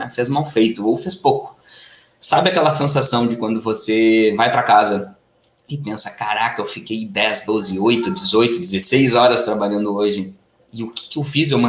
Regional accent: Porto Alegre, Rio Grande do Sul, Brazil; morei a minha vida toda em Porto Alegre, no Rio Grande do Sul.

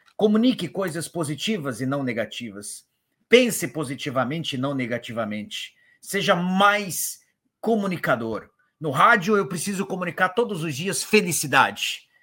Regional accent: Paraná, Brazil; Eu sou do Paraná

